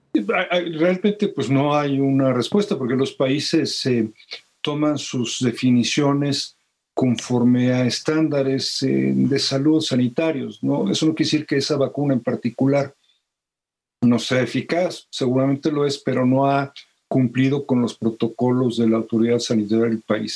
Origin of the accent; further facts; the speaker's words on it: Mexico; los mexicanos